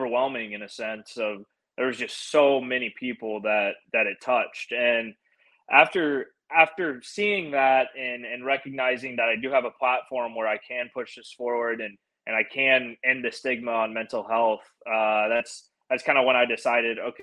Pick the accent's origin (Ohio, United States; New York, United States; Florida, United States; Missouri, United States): Missouri, United States; St. Louis; now in Nashville, United States; I grew up in St. Louis